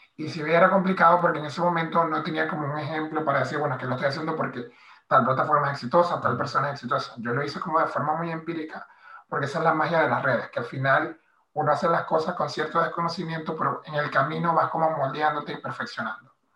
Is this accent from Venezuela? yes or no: yes; Maracaibo, Zulia, Venezuela; moved away as an adult; now in Madrid, Spain; soy de Maracaibo, eh, del Zulia, nací y crecí en el primer barrio de, la comunidad Guayú de Maracaibo